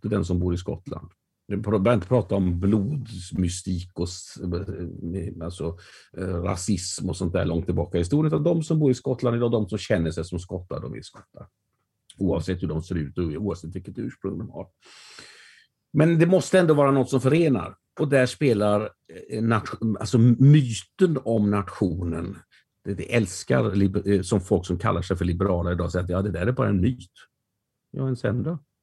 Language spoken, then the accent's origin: Swedish; Västergötland, Västra Götaland, Sweden; mig som västgöte